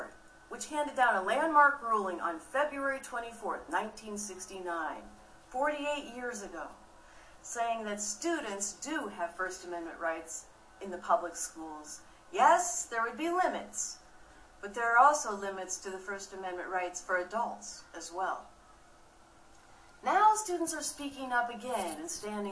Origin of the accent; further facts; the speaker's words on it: Iowa, United States; Growing up in Iowa